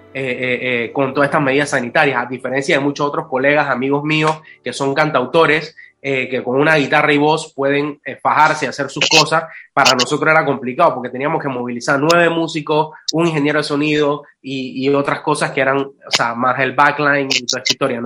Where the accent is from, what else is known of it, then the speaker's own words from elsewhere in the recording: Panama; Yo soy un panameño